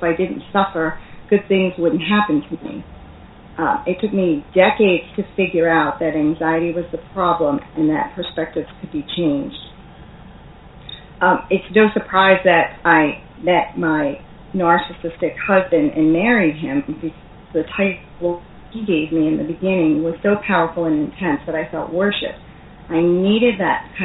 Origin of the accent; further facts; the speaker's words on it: New York area, United States; I am from the New York area, and we do have a reputation for being pretty feisty and tough